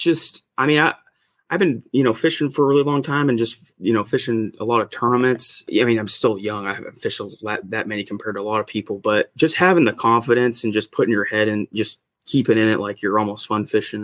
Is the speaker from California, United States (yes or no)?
yes; Northern California, United States; I've just you know grown up in Northern California. I'm kind of north of Sacramento